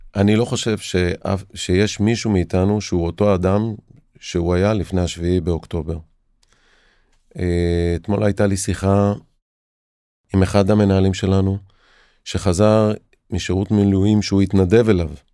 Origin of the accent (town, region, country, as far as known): Israel